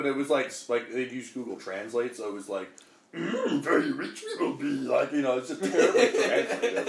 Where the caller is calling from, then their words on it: Calgary, Alberta, Canada; I'm calling from Calgary, Alberta.